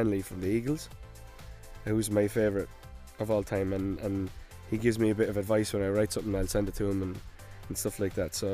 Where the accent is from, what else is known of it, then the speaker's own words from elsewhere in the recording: Ireland; I am Irish.